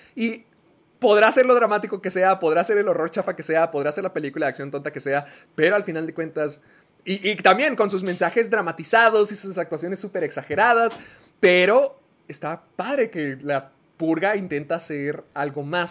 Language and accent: Spanish; El Paso, Texas, United States; en El Paso, Texas, el lugar donde Sergio vive y donde yo nací